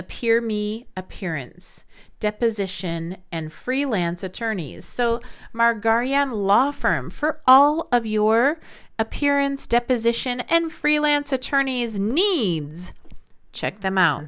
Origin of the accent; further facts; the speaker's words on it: United States; growing up in America